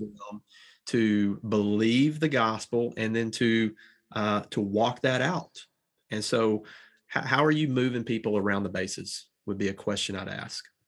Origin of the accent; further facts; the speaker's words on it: the South, United States; accent: Southern drawl; I'm from the South and I've got a little bit of a draw